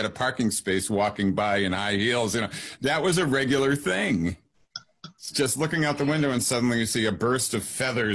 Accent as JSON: {"language": "English", "region": "Northeast", "country": "United States", "tie": "born or raised there", "moved": "yes", "lives_now": "Palm Springs, United States", "said": "I grew up in the Northeast."}